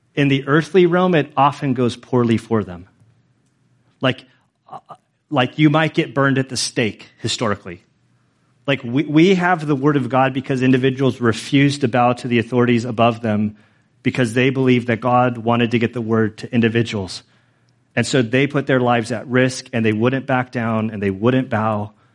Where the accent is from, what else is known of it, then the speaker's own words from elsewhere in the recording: United States; as American citizens, as American citizens who are Christians